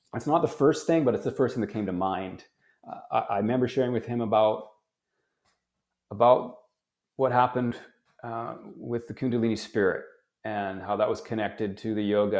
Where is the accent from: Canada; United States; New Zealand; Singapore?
Canada; I was born in Canada